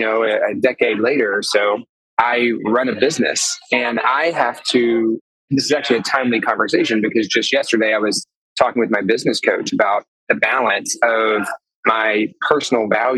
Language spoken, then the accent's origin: English; the Arkansas Delta, United States; now in Chicago, United States; I'm from there. I was born and raised in the Delta